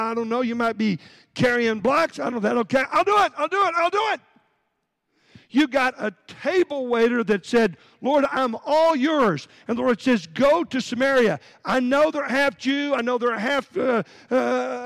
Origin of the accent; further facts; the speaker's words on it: Texas, United States; moved away as an adult; now in Northern Virginia, United States; I'm from Texas